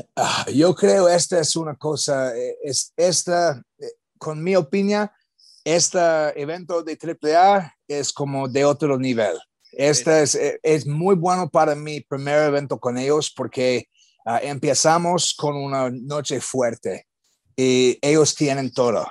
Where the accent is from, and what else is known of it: United States; Spanish is a second language